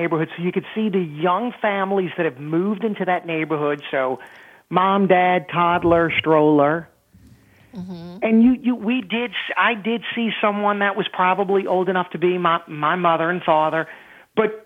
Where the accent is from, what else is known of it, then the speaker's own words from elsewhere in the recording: New Orleans, Louisiana, United States; Growing up in Mid-City, my grandmother spent from 1955 until just a few years ago